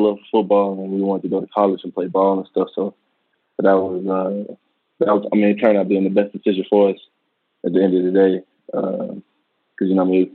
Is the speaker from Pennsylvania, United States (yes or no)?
no; Dallas, Texas, United States; We grew up in West Dallas, which is, you know, a low-income area